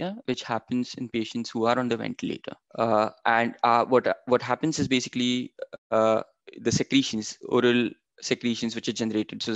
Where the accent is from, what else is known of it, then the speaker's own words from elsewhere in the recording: Maharashtra, India; moved away as an adult; now in Canada; being raised in India